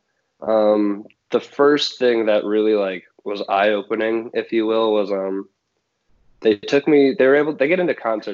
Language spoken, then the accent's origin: English; Rochester, New York, United States; also born or lived in Buffalo, New York; born and raised in Rochester, New York.